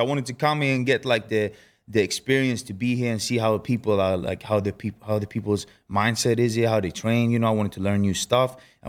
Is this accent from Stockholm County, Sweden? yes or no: yes; Stockholm, Stockholm County, Sweden; now in Las Vegas, United States; born and raised in Stockholm, Sweden.